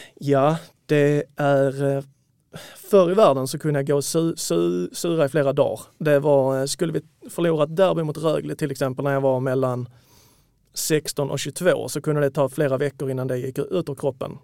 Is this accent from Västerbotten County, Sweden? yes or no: no; Malmö, Skåne, Sweden; now in Lund, Sweden; 32-åring, född och uppvuxen i Malmö, numera utflugen till Lund